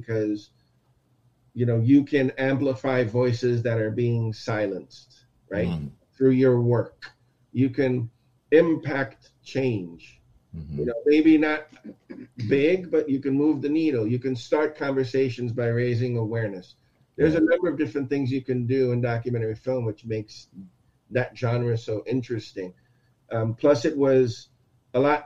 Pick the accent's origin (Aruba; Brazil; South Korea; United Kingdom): Aruba; moved away as an adult; also born or lived in Texas; now in United States; I'm born in Texas, raised in Aruba.